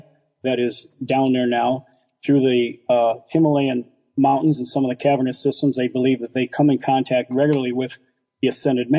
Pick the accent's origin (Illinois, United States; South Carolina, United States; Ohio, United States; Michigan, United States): Michigan, United States; next to Dearborn; also born or lived in New Mexico; Living next to Dearborn, I grew up in the Islamic culture